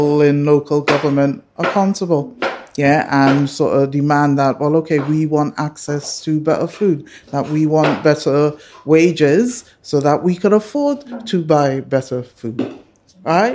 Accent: Trinidad & Tobago; moved away; growing up in Trinidad and Tobago, which is a multicultural society

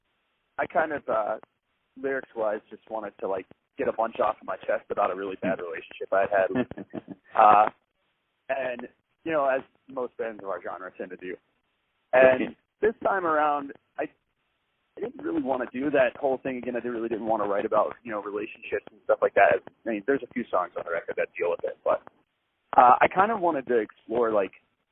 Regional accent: Nashville, Tennessee, United States; Me and our bass player, we're brothers. We were born and raised in Nashville

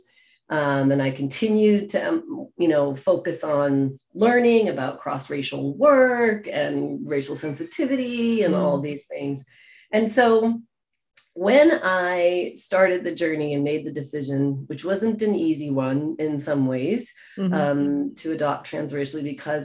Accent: Maine, United States; I grew up in Maine, in the US

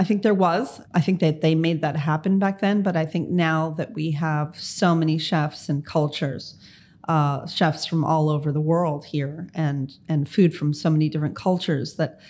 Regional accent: Miami, Florida, United States; I happened to be born here, lucky enough, born and raised. That's what we call ourselves when we're from Miami.

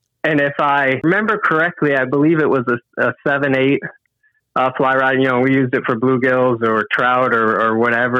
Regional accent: Lake St. Clair, Michigan, United States; I grew up on Lake St. Clair

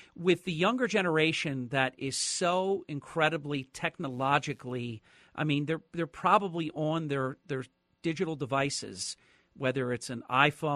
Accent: New Jersey, United States; my home state of New Jersey

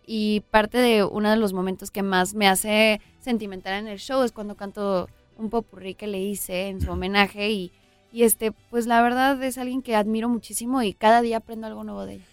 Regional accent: Los Angeles, California, United States; Yo nací en Los Ángeles, ahí está toda mi familia, ahí está pues todos mis amigos

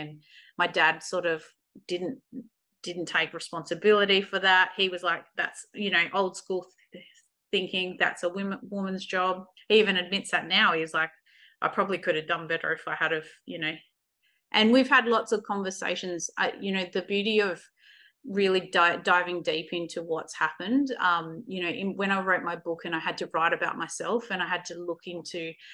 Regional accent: Kalgoorlie, Western Australia, Australia; We actually grew up, I was born in Kalgoorlie. We lived in a mining town

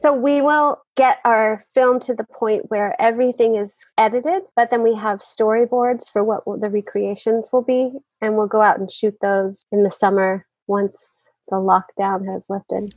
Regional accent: West Virginia, United States; My hometown newspaper in West Virginia

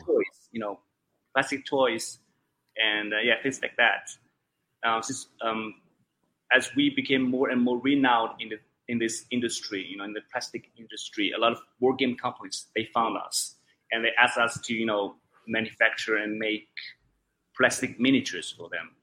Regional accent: China; English is a second language; I am originally from. Uh, Wulan province

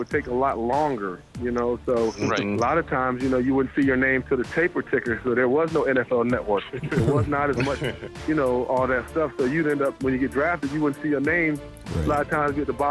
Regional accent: Athens, Georgia, United States; I grew up in Athens, Georgia, and lived in Athens, you know, pretty much my whole life. I'm an Athenian

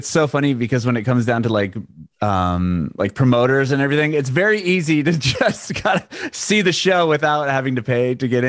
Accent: San Diego, California, United States; moved away as an adult; also born or lived in San Francisco; now in Nashville, United States; I was born and raised in San Diego. I spent a little bit of time in San Francisco.

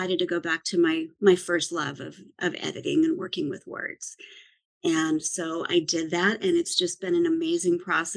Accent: Idaho, United States; moved away; also born or lived in California / New York; I grew up in Idaho, and then I lived in California for a while, lived in New York for a while

